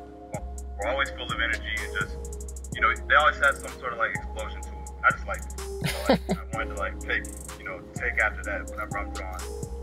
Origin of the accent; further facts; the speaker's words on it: Tallahassee, Florida, United States; I'm 18-year-old African-American kid. I grew up in Florida, Tallahassee, Florida, to be exact.